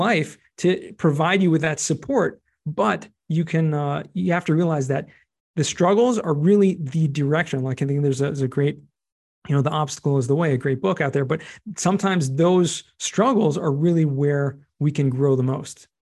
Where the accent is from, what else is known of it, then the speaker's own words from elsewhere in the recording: Los Angeles, California, United States; also born or lived in San Diego / Israel; I grew up in Southern California, Los Angeles, more specifically, and went to school in San Diego